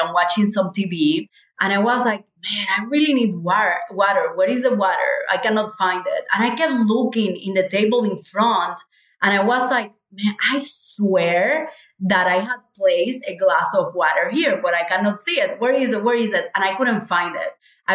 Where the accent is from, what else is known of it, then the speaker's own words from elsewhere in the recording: Cuba; moved away; we are from Cuba.